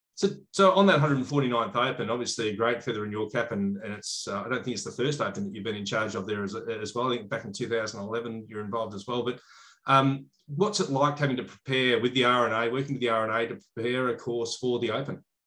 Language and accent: English; Australia; as an Australian